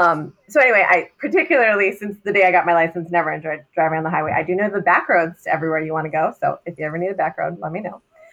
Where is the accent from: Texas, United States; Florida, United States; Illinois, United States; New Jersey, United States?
New Jersey, United States; also born or lived in Manhattan, New York / Brooklyn, New York / New York City; I'm from New Jersey, but I grew up in a Brooklyn household